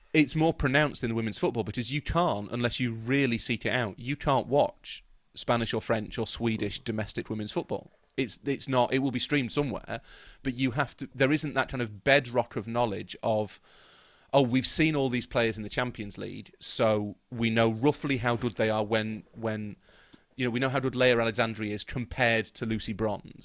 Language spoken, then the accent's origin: English; England, United Kingdom; we're all British